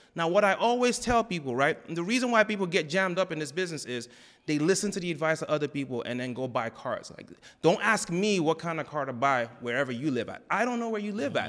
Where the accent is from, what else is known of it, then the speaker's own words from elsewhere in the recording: New Jersey, United States; moved away as an adult; also born or lived in Raleigh, North Carolina / Texas; I grew up in Jersey